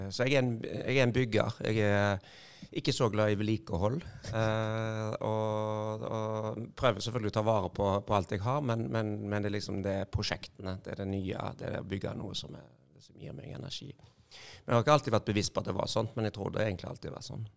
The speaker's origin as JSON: {"language": "Norwegian", "town": "Haugesund", "region": "Rogaland", "country": "Norway", "said": "Jeg er fra Haugesund, eller ei lita bygd som heter Førre. Ja. Nærheten av Haugesund."}